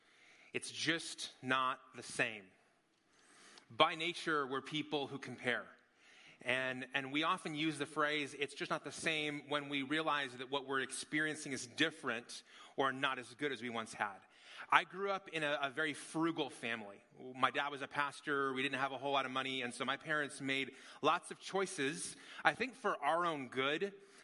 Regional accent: Las Vegas, Nevada, United States; I grew up in Las Vegas.

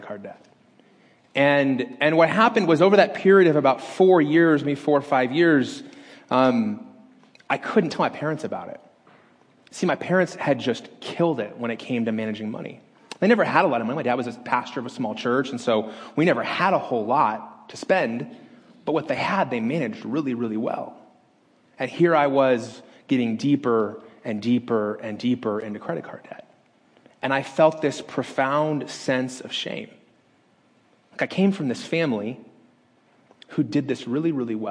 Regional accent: Las Vegas, Nevada, United States; moved away; my hometown

